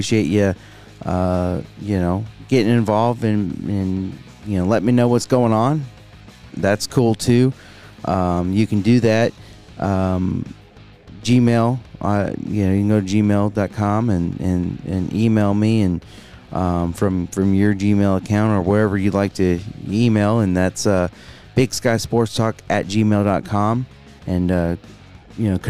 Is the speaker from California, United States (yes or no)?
no; Phoenix, Arizona, United States; now in Billings, United States; Born and raised in Phoenix, Arizona, but living in Billings.